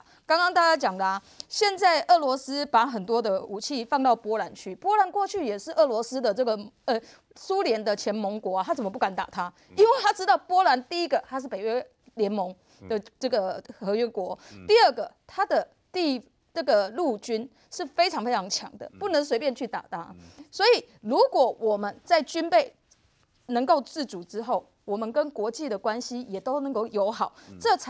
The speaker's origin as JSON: {"language": "Chinese", "country": "Taiwan", "said": "我们要必须要让我们台湾人民知道，我们必须。准备好自己，才能够跟中国去竞争"}